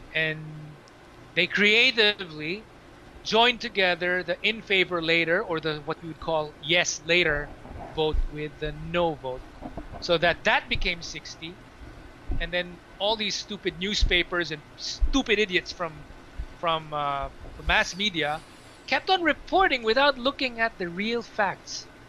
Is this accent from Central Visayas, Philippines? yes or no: no; Manila, Metro Manila, Philippines; moved away as an adult; also born or lived in Cebu; now in Singapore; so I was born in Metro Manila and then stayed in Metro Manila until grade five, and then it was grade six until high school that I was in Cebu.